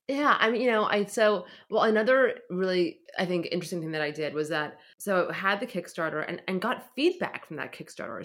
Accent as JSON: {"language": "English", "town": "San Francisco", "region": "California", "country": "United States", "tie": "born or raised there", "said": "I grew up in San Francisco"}